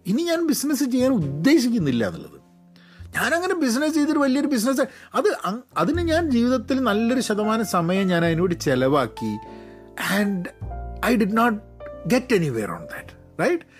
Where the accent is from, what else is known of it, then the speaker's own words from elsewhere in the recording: Kerala, India; ഞങ്ങൾ മലയാളികളുടെയൊക്കെ എന്ത് ഈവെൻ്റ് ആണെങ്കിലും